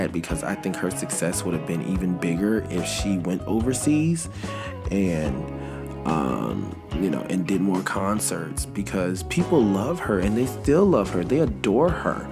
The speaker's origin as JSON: {"language": "English", "town": "Los Angeles", "region": "California", "country": "United States", "tie": "born or raised there", "said": "South Central LA, y'all, LA, my hometown"}